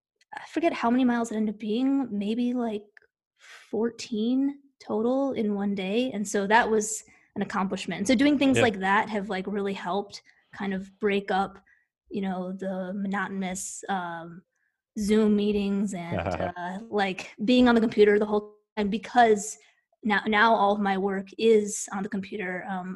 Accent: Midwest, United States; now in Knoxville, United States; I grew up in the Midwest, and so I did not grow up hiking.

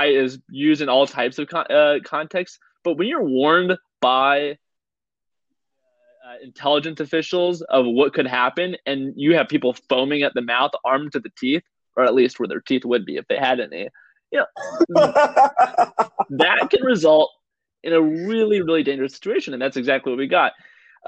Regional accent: Apple Valley, California, United States; also born or lived in Victorville, California; I'm in Vapple Valley

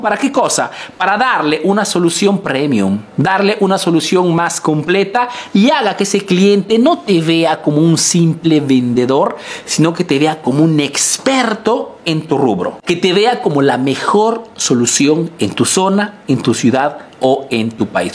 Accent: Peru; now in Italy; soy un emprendedor peruano que vive y hace en Italia

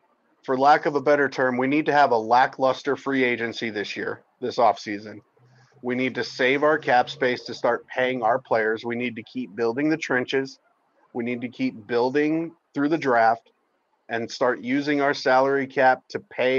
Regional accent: New York City, New York, United States; See, and I'm from Brooklyn

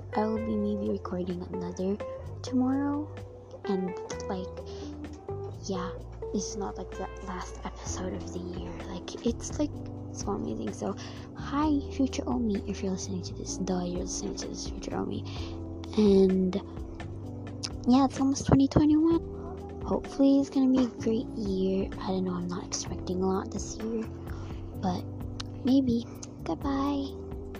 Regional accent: Philippines; I'm also Filipino

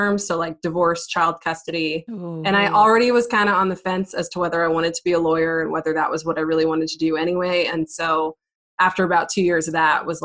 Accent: Fort Worth, Texas, United States; We're technically from Fort Worth.

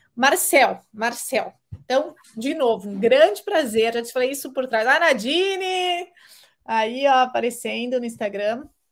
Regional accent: Curitiba, Paraná, Brazil; Eu sou curitibana

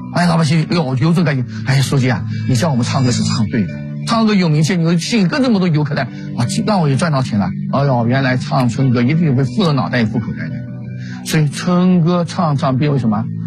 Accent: Yunnan, China; 我们是那个云南的。

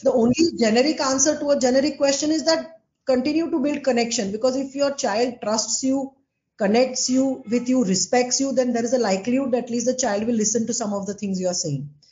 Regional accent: Ahmedabad, Gujarat, India; I'm from Ahmedabad

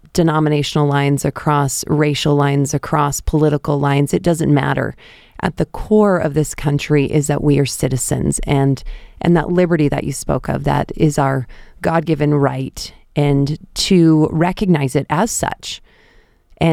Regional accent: just outside of Boston, Massachusetts, United States; moved away; I grew up just outside of Boston, Massachusetts

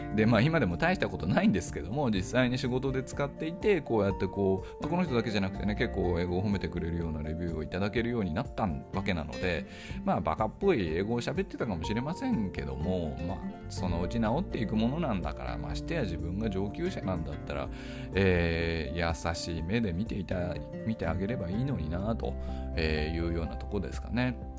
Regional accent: Tokyo, Japan; first language Japanese; moved away as an adult; now in Kyoto, Japan; 僕ここ3年ぐらい京都に住んでるんですよねでも東京出身なので

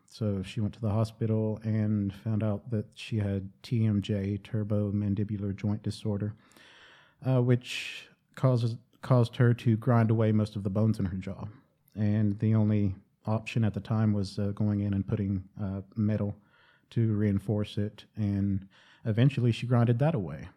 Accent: Cherokee, North Carolina, United States; growing up in Cherokee

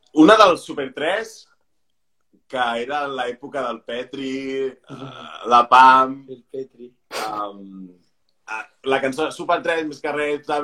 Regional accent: Pineda de Mar, Catalonia, Spain; moved away as an adult; now in Barcelona, Spain; jo soc de, de Pineda de Mar

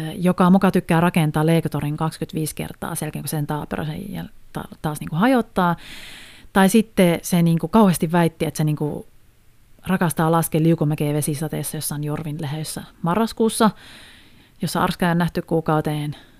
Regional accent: Haapavesi, North Ostrobothnia, Finland; mä oon itse siis Haaperveltä, tai sieltä tarkemmin Kumisavan kylästä

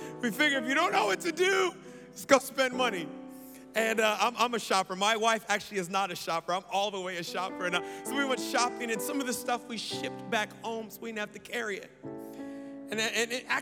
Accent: United States; I am American

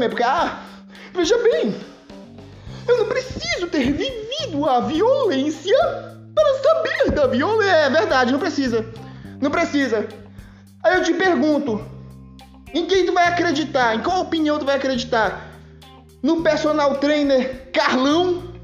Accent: Belém, Pará, Brazil; Para quem não sabe, eu nasci na periferia em Belém, na Terra Firme, na nossa passagem Nossa Senhora das Graças, uma das ruas mais perigosas daqui do, do, do, da cidade, entendeu?

